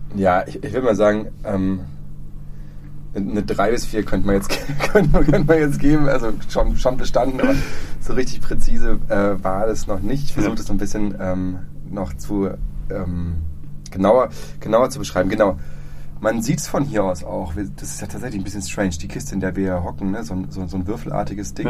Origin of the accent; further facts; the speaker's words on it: Freiburg, Baden-Württemberg, Germany; also born or lived in Dresden; ich komme hier aus Freiburg. Ähm, die, ich, bin, ich bin Herder mal Jung